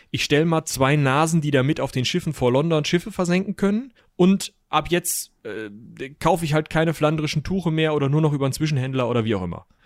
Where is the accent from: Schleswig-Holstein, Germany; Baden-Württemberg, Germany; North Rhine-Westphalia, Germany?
North Rhine-Westphalia, Germany; bei uns in Westfalen meistens